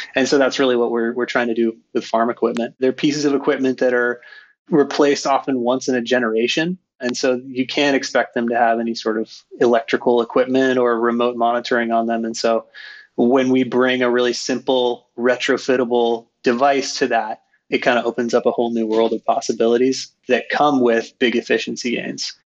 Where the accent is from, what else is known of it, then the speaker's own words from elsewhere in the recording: Skagit Valley, Washington, United States; moved away as an adult; my brother and I grew up in Skagit Valley, Washington